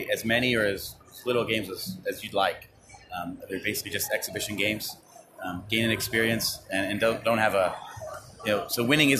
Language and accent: English; Canada; now in Vienna, Austria; I'm a Canadian living in Vienna, Austria.